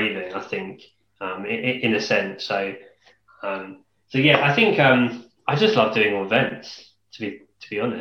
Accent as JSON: {"language": "English", "area": "Kent", "region": "South East England", "country": "United Kingdom", "said": "I'm from Kent as well"}